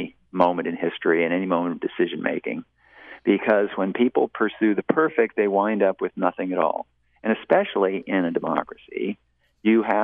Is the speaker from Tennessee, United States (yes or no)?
no; Portland, Oregon, United States; now in Austin, United States; I grew up in Portland, Oregon